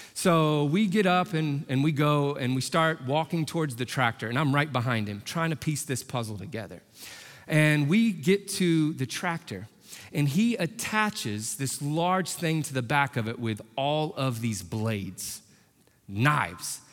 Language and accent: English; Indianapolis, Indiana, United States; I'm from Indy, born and raised